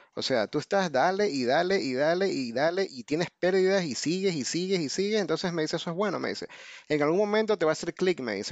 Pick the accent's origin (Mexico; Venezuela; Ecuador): Ecuador; moved away as an adult; now in United States; soy de Ecuador, pero vivo en Estados Unidos desde el 2001.